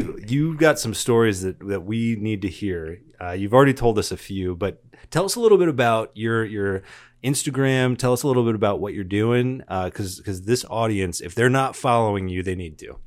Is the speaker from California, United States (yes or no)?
yes; San Diego, California, United States; moved away; I come from San Diego